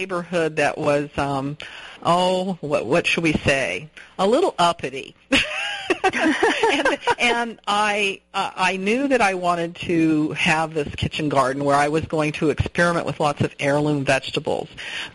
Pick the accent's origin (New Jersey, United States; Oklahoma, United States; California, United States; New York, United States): California, United States; Southern; moved away; also born or lived in England; I grew up in Southern California